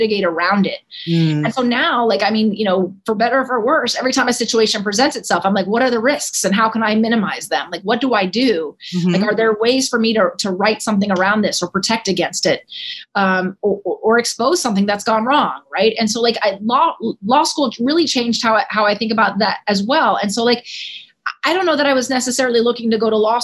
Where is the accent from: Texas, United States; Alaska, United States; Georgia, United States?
Texas, United States; Dallas; moved away as an adult; also born or lived in Cedar Hill, Texas; now in Washington, D.C., United States; I grew up in Dallas, Texas